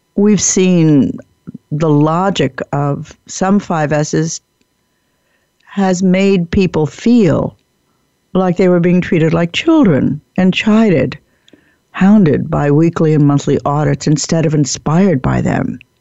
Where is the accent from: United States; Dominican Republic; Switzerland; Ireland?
United States; I like being an American